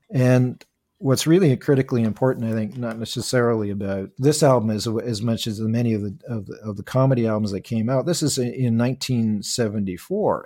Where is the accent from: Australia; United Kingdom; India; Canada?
Canada; Toronto, Ontario; I'm originally from, uh, uh, Scarborough, Ontario. I was born and raised in Toronto. I still live and work here.